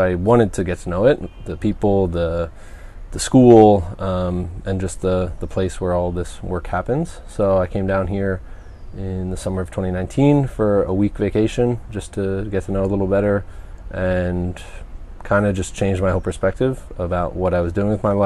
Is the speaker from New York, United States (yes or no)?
yes; Rockland County, New York, United States; moved away as an adult; also born or lived in Oswego, New York / Brooklyn, New York; now in Montanita, Ecuador; I am a 28-year-old male from Rockland County, New York. It's a town about 25 minutes or so north of Manhattan. So I grew up there.